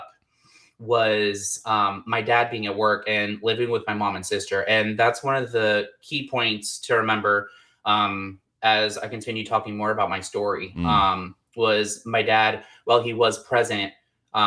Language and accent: English; Texas, United States; I grew up with my mom, dad, and sister. We were a very, very, very strong Christian family. Like, I'm from Texas, Southern Baptist.